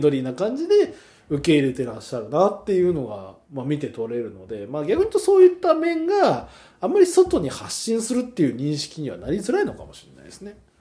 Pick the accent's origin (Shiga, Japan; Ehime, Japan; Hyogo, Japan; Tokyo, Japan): Hyogo, Japan; Akashi; 自分の地元の兵庫県の明石辺りで